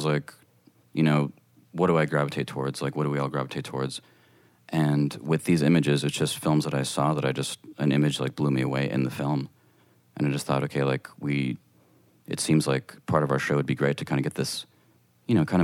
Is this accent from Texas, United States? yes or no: yes; El Paso, Texas, United States; a stairway in El Paso in my hometown